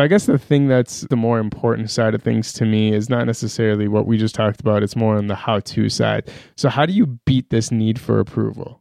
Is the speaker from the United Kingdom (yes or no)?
no; Iran; moved away; also born or lived in Pakistan / Minneapolis; I grew up in Iran